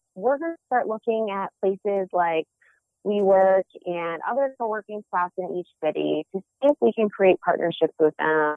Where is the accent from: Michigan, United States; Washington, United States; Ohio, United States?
Michigan, United States; Detroit; I am born and bred in Metro City, Detroit